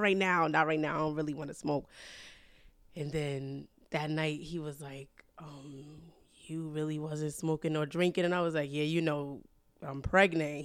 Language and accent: English; New York City, New York, United States; I was born and raised in Harlem, New York